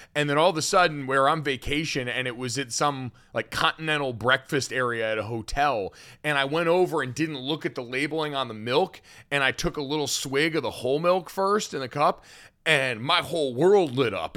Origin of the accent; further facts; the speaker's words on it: Connecticut, United States; growing up in Connecticut